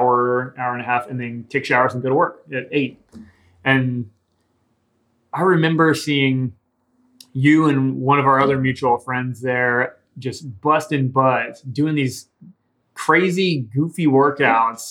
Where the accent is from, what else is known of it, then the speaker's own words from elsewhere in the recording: Willis, Texas, United States; I grew up in Willis, Texas